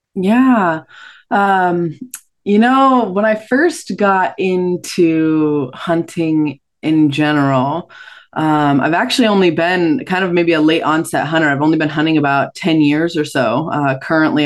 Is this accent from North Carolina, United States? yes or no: no; Washington, United States; also born or lived in Maui, Hawaii; I was born in Washington State, and now I split time between Maui and Washington